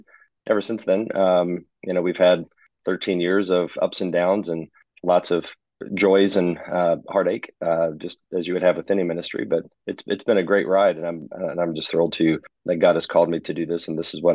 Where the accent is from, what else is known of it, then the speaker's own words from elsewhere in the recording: Huntington, West Virginia, United States; moved away as an adult; also born or lived in Louisville, Kentucky / Cincinnati, Ohio; I'm from West Virginia, originally born and raised in Huntington, West Virginia. And after I graduated from college, I went to Marshall University, same town, Huntington, West Virginia.